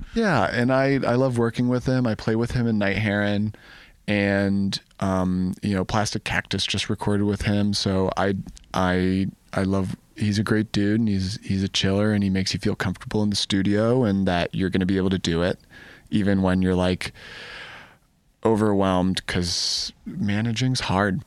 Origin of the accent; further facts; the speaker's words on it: Ann Arbor, Michigan, United States; I'm from Ann Arbor, I grew up